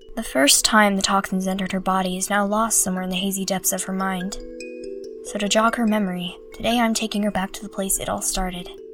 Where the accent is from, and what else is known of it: New Hampshire, United States; born or raised there